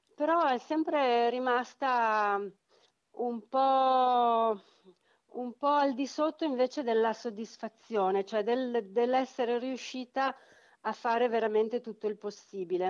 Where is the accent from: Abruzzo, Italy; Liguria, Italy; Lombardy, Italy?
Lombardy, Italy; Milan; da milanesi